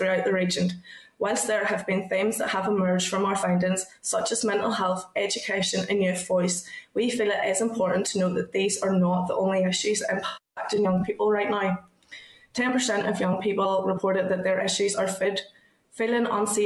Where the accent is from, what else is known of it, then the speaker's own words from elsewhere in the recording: Ballymena, Northern Ireland, United Kingdom; I'm 26 and I'm from Ballymena.